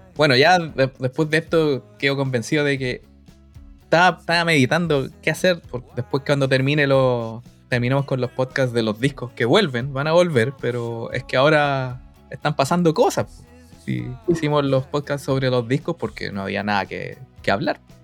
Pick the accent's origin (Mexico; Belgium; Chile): Chile